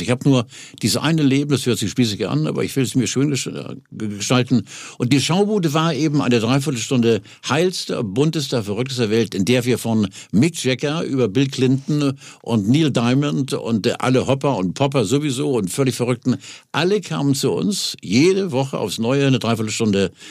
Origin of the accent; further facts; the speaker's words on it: Hamburg, Germany; moved away as an adult; now in Quickborn, Germany; Und ich lebe seit 18 Jahren in, in Quickborn, wollte nie nach Quickborn und lebe jetzt da, bin sehr glücklich und zufrieden als Hamburger.